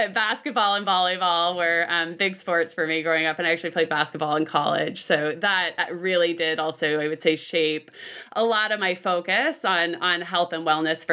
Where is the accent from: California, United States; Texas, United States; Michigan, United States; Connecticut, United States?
California, United States; Bay Area, Northern; I grew up in Northern California, north of San Francisco, so in the Bay Area